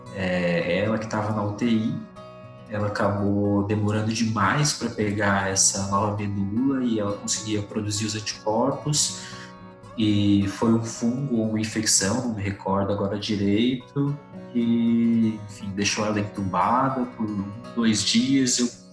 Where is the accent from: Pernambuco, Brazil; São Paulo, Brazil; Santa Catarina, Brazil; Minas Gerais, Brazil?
São Paulo, Brazil; Rio Claro; Eu sou nascido em São Paulo, sou paulista, só que eu cresci em Rio Claro, na cidade de Rio Claro, que é interior de São Paulo